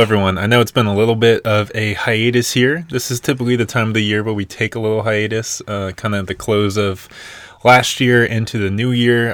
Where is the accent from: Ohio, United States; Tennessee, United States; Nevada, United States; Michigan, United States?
Tennessee, United States; Nashville; moved away; we are originally from born and raised in Nashville, Tennessee